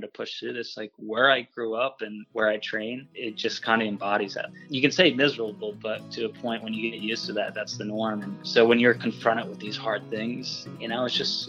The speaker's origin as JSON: {"language": "English", "town": "Woodstock", "region": "Vermont", "country": "United States", "tie": "born or raised there", "said": "I grew up in the woods in Vermont, basically. Yeah, if anybody's familiar with Vermont, I grew up in Woodstock"}